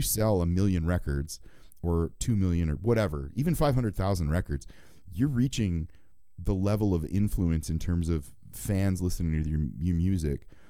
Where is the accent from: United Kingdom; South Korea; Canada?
Canada; I'm Canadian